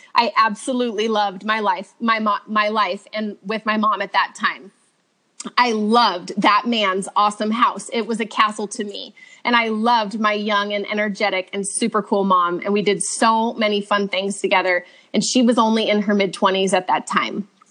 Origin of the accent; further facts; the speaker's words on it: Redlands, California, United States; also born or lived in Orange County, California; now in Truckee, United States; I was raised in Redlands, California, in SoCal until I was 19